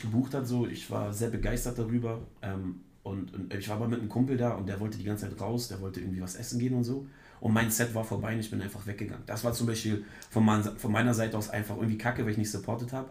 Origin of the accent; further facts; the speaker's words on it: Germany; ich komme von der schönen Ostsee